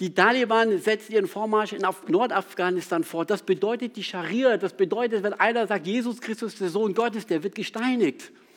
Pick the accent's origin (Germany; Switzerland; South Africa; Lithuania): South Africa; moved away; Ich bin in Südafrika aufgewachsen